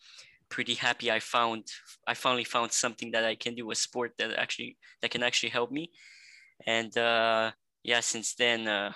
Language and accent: English; Montreal, Quebec, Canada; also born or lived in Bucharest, Romania; I'm 18 years old, and I'm from Montreal, Canada, originally from Romania in Europe, Bucharest.